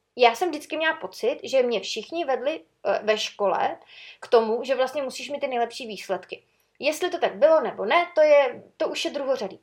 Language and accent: Czech; Sokolov, Karlovy Vary Region, Czechia; u nás v Sokolově